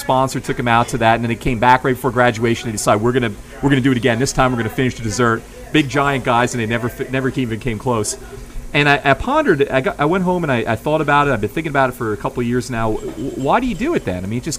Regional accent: New York, United States; now in New Orleans, United States; I grew up in New York

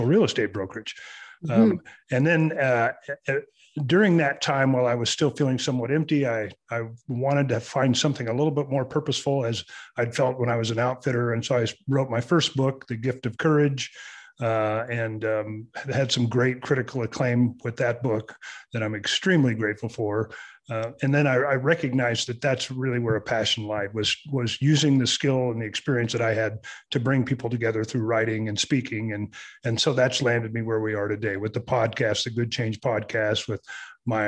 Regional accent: Southern California, United States; moved away; I was born and raised in Southern California

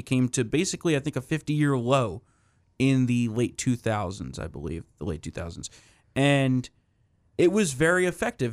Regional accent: New Jersey, United States; the state of New Jersey, my home state

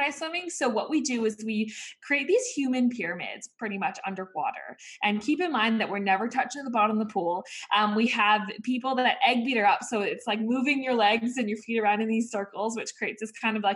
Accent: Vancouver, British Columbia, Canada; I grew up in Vancouver, Canada. My parents are Aussie and they're actually from Sydney, Australia

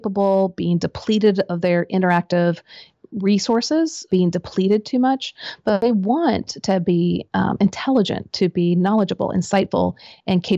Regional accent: Midwest, United States; I grew up in the Midwest.

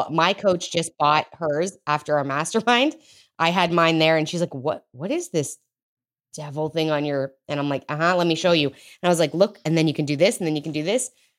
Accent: Canada; now in United States; I'm Canadian, so like it might as well be legal. I just live in Texas.

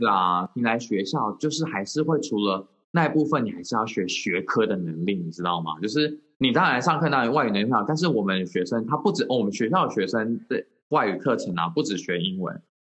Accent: Taiwan; moved away as an adult; also born or lived in United States; 我之前回来台湾的时候，我就在我以前的公立学校

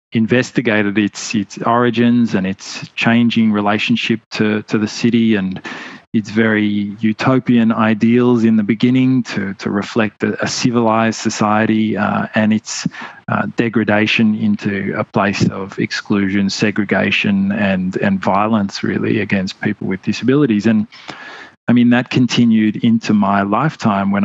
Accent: Melbourne, Victoria, Australia; I grew up in Melbourne, Australia

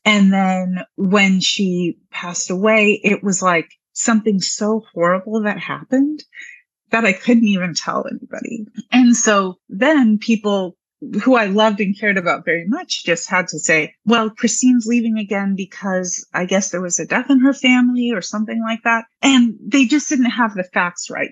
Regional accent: Anchorage, Alaska, United States; now in Alexandria, United States; I'm from Anchorage, Alaska, and I'm part Tlingit Indian

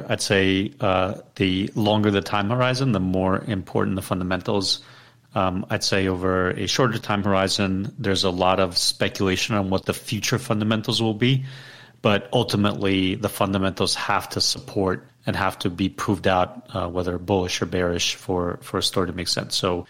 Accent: Ukraine; moved away; I was born in Ukraine.

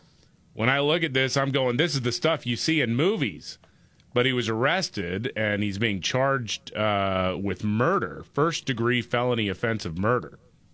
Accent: Houston, Texas, United States; my hometown of Houston, Texas.

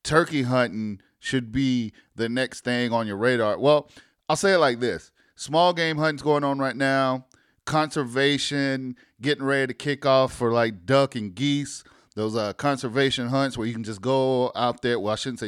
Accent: South Carolina, United States; moved away as an adult; now in Georgia, United States; I'm from South Carolina, born and raised

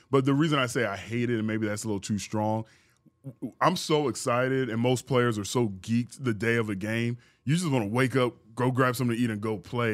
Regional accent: Houston, Texas, United States; also born or lived in San Antonio / Missouri City; play my last three years, you know, in my hometown, to have my parents come to the games.

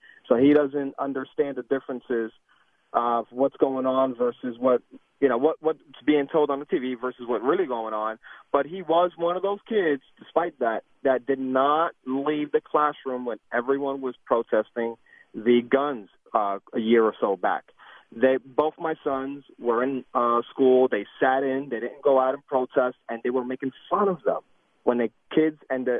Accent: New York, United States; moved away as an adult; now in Cumming, Georgia, United States; I'm born and raised in New York, been down here in Georgia now 15 years, and I'm Puerto Rican. And first and foremost, I'm an American first.

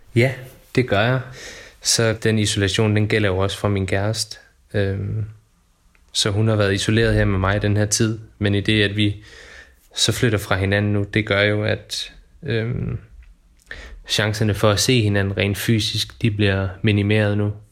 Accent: Funen, Southern Denmark, Denmark; now in Odense, Denmark; Jeg er født og opvokset på Fyn, oppe på en lille flække, der hedder Hintholm, som ligger i toppen af Nordøstfyn.

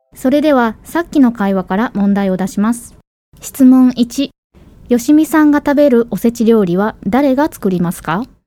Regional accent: Osaka, Japan; 私たち大阪出 身っていうことで大阪にね、はい、住んでる

